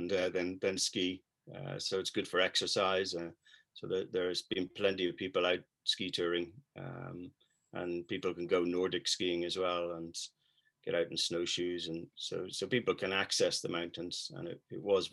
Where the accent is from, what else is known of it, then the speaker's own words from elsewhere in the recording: Dublin, Leinster, Ireland; also born or lived in United Kingdom; now in French Alps, France; I'm from Dublin in Ireland